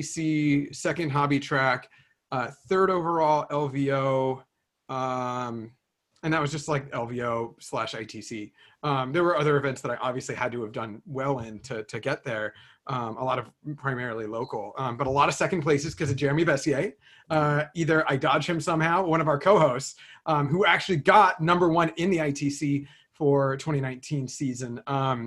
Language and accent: English; Bay Area, California, United States; I grew up in the Bay Area in California